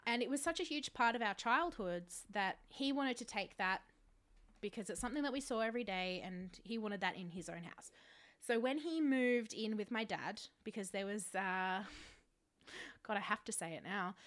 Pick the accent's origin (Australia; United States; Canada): Australia; I was born in Australia.